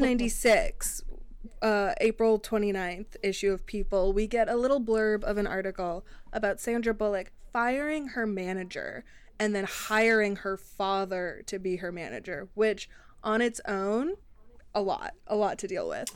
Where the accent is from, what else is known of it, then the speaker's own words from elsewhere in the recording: Arlington, Virginia, United States; I'm from Arlington